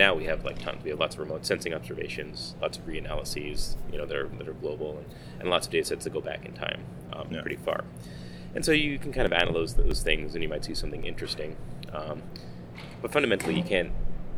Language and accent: English; Long Island, New York, United States; I grew up on Long Island